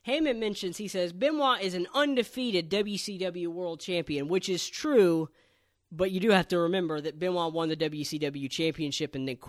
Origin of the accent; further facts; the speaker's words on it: the South, United States; I'm from the South, and I don't, you know, want to be the kind of person who's like, oh, the South gets discriminated against.